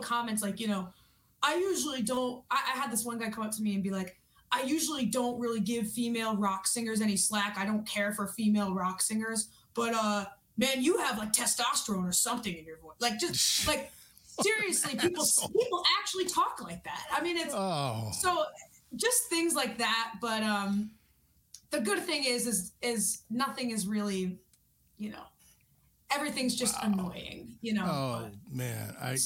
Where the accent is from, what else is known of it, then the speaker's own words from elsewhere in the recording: New York, United States; I'm from New York.